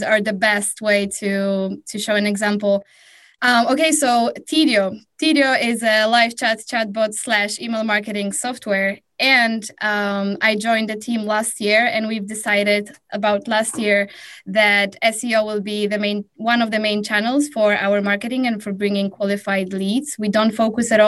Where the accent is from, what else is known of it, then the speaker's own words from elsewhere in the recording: Warsaw, Masovian Voivodeship, Poland; I'm hailing from Warsaw, Poland.